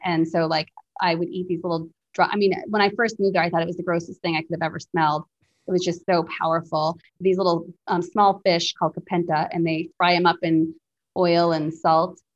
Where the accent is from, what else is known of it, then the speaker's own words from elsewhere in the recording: Plymouth, New Hampshire, United States; moved away as an adult; also born or lived in India; now in Kenya; my little way of growing up in Plymouth, New Hampshire